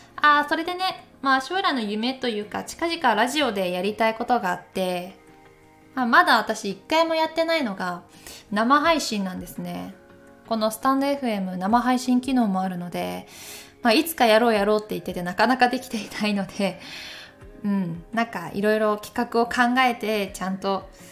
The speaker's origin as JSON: {"language": "Japanese", "town": "Takayama", "region": "Gifu", "country": "Japan", "tie": "born or raised there", "moved": "yes", "lives_now": "Tokyo, Japan", "said": "私出身は岐阜県高山市ですまあ、現在は東京で暮らして"}